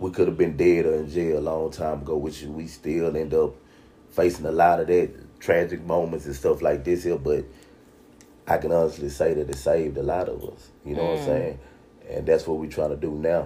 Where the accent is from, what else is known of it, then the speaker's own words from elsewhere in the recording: United States; I'm from the southeast side, from Sunnyside